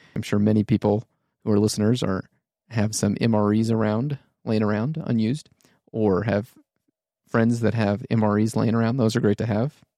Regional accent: United States; being American

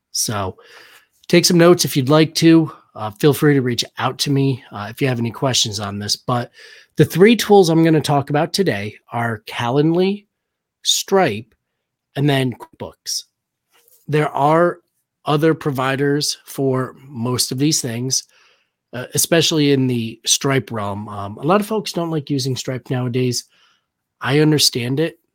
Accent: Danbury, Connecticut, United States; moved away; I'm originally from Danbury, Connecticut

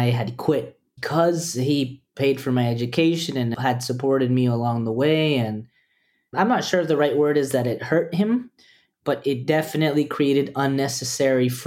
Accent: Costa Rica; also born or lived in El Salvador; I really want Liam to have a family because I grew up in Costa Rica with Peruvian parents. So, in many ways, we were immigrants. So, I didn't have an extended family in Costa Rica.

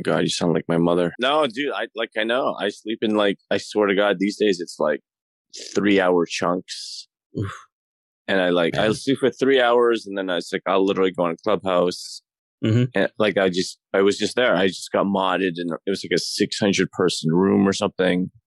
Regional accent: Toronto, Ontario, Canada; moved away as an adult; now in Los Angeles, United States; I'm from I'm from Toronto. I'm in Canada

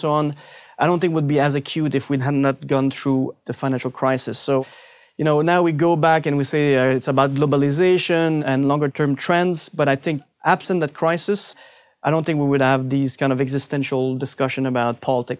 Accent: Canada; It has to be the Canadian loonie.

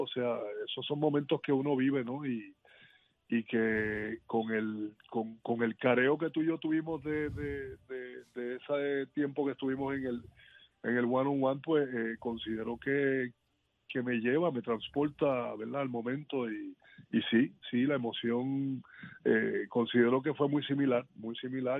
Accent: Puerto Rico; yo como puertorriqueño

